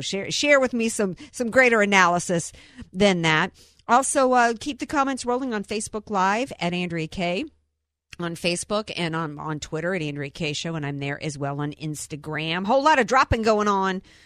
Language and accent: English; the South, United States; I'm a Southerner.